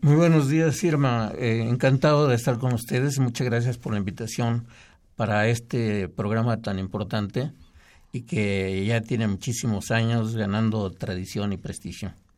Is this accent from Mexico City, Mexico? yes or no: yes; Mexico City, Mexico; yo nací en, en el Distrito Federal